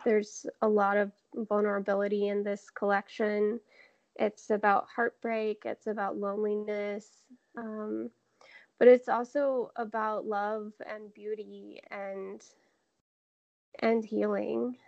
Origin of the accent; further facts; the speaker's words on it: Jacksonville, Florida, United States; also born or lived in Savannah, Georgia; now in Seattle, United States; I grew up in Jacksonville, and most of my family is in Georgia, in um, about an hour from Savannah.